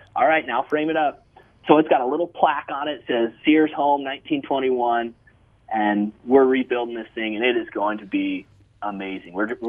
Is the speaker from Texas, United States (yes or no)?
no; Arizona, United States; now in California, United States; I was born and raised out there in Arizona